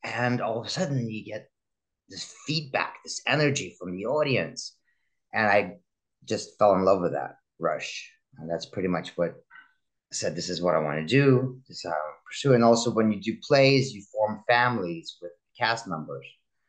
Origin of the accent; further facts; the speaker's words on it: Russia; moved away; Immigration definitely plays a toll on people. So because growing up in Russia, I was kind of a spoiled kid